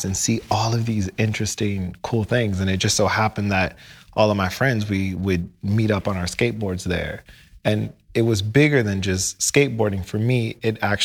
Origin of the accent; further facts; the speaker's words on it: Midwest, United States; moved away; also born or lived in St. Louis / Chicago / New York City; I grew up in the Midwest in a classic Americana way